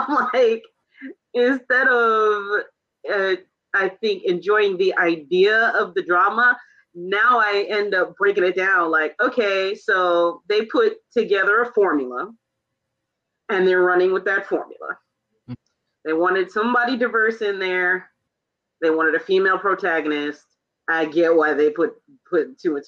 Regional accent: New York, United States; I'm New York born and raised

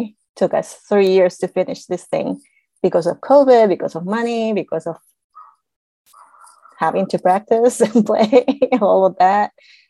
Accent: Chile; now in San Diego, United States; I'm from San Diego now, I guess. After 22 years, I consider myself a San Diegan. Originally from Chile.

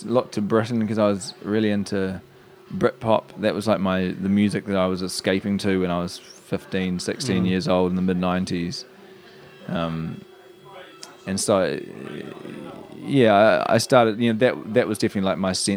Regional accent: Christchurch, Canterbury, New Zealand; moved away; also born or lived in United Kingdom / New York; growing up in Christchurch

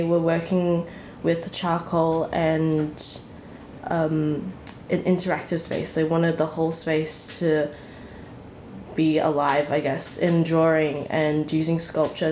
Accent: Brisbane, Queensland, Australia; moved away as an adult; now in Melbourne, Australia; I am originally from Brisbane, and I moved down and finished my honours last year

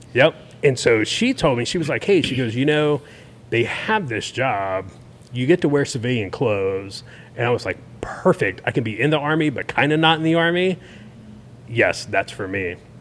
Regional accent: Tallahassee, Florida, United States; born and raised in Tallahassee

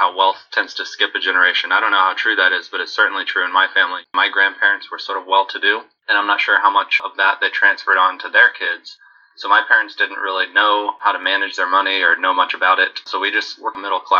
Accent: Central Texas, United States; also born or lived in Houston; I was born in Central Texas in 1988 and basically grew up in the 90s

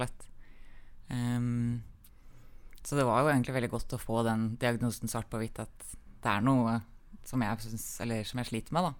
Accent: Magnor, Innlandet, Norway; also born or lived in Kongsvinger; Vi flytta fra Kongsvinger til Magnor uh, eh, pga. at søstera mi ble mobba på den ungdomsskolen hun gikk på

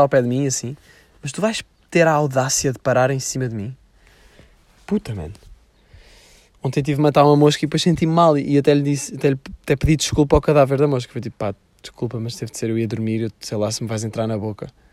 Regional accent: Sintra, Lisbon, Portugal; eu sempre fui de Sintra

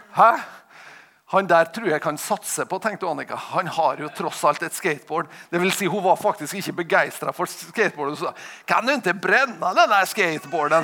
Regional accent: Tingvoll, Møre og Romsdal, Norway; jeg kommer fra Tingvoll

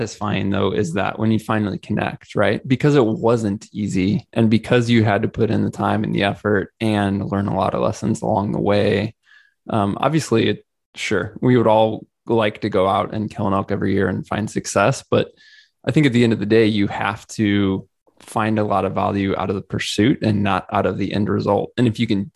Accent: Missouri, United States; I'm originally from Missouri and grew up hunting a bit here

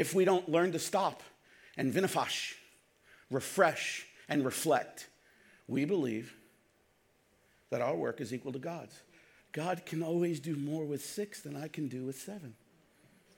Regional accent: New York City, New York, United States; I grew up in Brooklyn

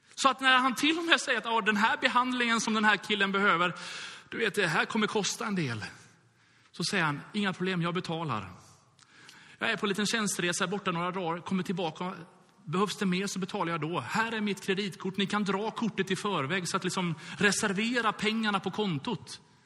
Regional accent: Gothenburg, Västra Götaland, Sweden; jag är uppvuxen i Göteborg

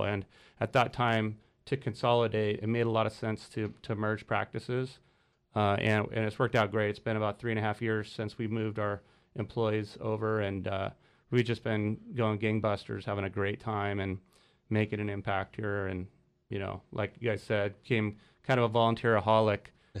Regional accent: San Luis Obispo, California, United States; also born or lived in Redondo Beach; Well, I was born in Redondo Beach, but yeah, my parents moved here when I was a year old and been here ever since. San Luis High and Cuesta and Cal Poly.

